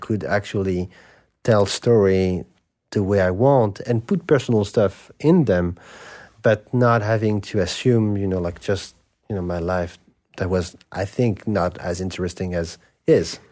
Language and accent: English; Paris, Île-de-France, France; I grew up in Saint-Germain-des-Prés.